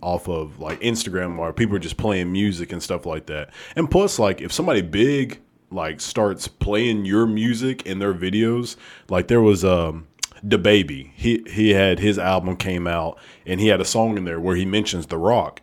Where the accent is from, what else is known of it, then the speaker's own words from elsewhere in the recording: Alabama, United States; I'm actually from Alabama